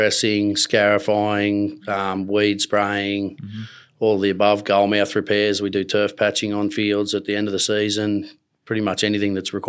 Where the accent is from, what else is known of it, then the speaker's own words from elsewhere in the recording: Gunnedah, New South Wales, Australia; now in Queensland, Australia; I'm from Gunnedah, New South Wales originally. My family's got cattle and broadacre grain crop country there.